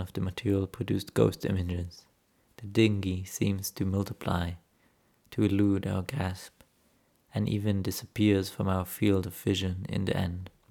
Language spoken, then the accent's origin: English; Jerusalem, Jerusalem District, Israel; moved away as an adult; now in Berlin, Germany; Growing up in Jerusalem